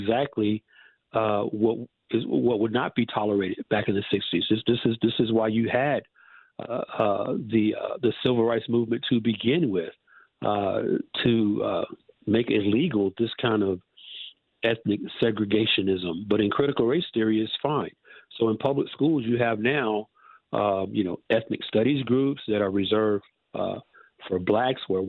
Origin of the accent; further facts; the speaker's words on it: Atlanta, Georgia, United States; moved away as an adult; now in Southern California, United States; actually a native of Atlanta, of Atlanta, Georgia. I moved from Atlanta to Southern California in January 2019